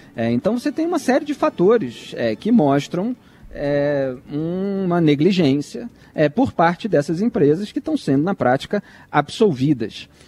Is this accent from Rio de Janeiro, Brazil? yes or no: yes; Rio de Janeiro, Brazil; Cresci no Rio de Janeiro vendo ele é, comendo e tomando chopp com os amigos na Cobal do Leblon